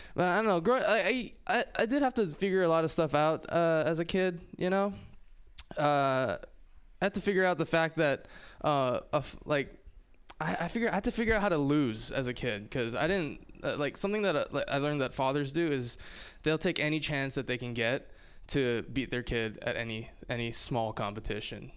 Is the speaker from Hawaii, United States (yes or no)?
yes; Hawaii, United States; moved away; I'm from Hawaii